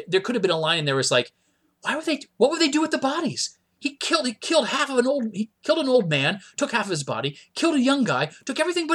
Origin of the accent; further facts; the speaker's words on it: Myrtle Beach, South Carolina, United States; I grew up in Myrtle Beach, South Carolina.